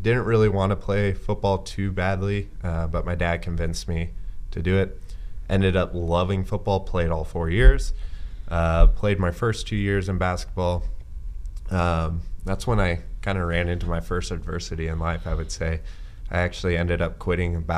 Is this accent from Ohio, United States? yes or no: no; Ord, Nebraska, United States; So my parents moved there when I was 5 years old. I spent all of my educational years there.